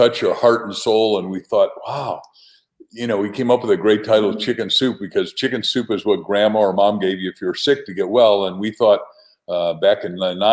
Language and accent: English; Waukegan, Illinois, United States; now in Arizona, United States; I grew up in an industrial town, not terribly far from you, Waukegan, Illinois.